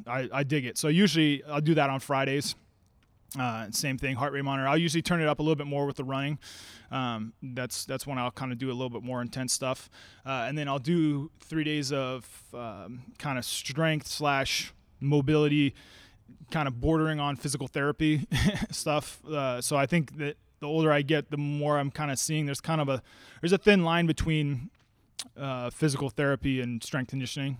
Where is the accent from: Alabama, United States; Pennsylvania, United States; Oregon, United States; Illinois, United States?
Oregon, United States; Salem; also born or lived in Eugene, Oregon; I'm from Salem. I went to U of O for, for four years, but then I came back